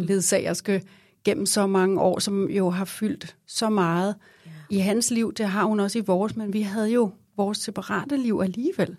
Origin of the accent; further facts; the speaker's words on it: Vestegnen, Capital Region of Denmark, Denmark; kommer fra Vestegnen